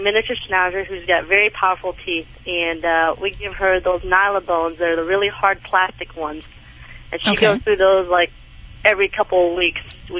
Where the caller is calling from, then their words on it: Tennessee, United States; I'm calling from Tennessee.